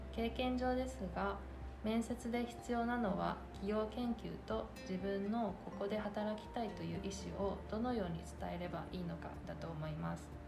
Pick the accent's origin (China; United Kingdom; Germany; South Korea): China; also born or lived in Hangzhou; now in Japan; 私は中国の広州出身です